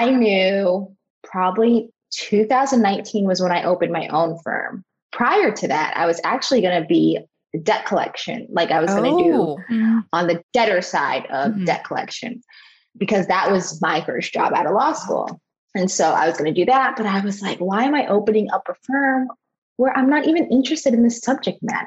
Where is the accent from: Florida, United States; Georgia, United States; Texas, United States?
Florida, United States; South; I live in Fort Lauderdale, Florida. I grew up in South Florida, so this is home for me